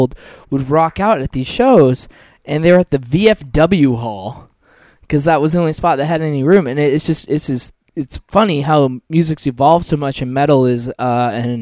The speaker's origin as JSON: {"language": "English", "town": "Seattle", "region": "Washington", "country": "United States", "moved": "yes", "lives_now": "Portland, United States", "said": "I'm from Seattle"}